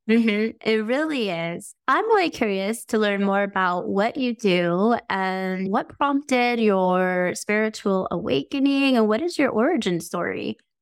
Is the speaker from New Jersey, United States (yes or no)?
no; Las Vegas, Nevada, United States; I'm from Las Vegas